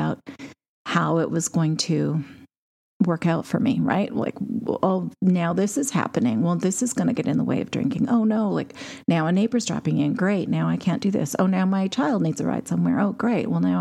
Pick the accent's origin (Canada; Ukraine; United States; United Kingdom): Canada; As a Canadian